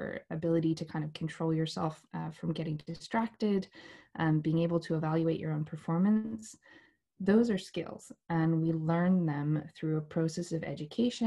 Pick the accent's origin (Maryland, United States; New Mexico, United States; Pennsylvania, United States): New Mexico, United States; moved away as an adult; now in United Kingdom; I'm from New Mexico originally in the United States. And I grew up there, studied dance there, and moved to the UK in 2010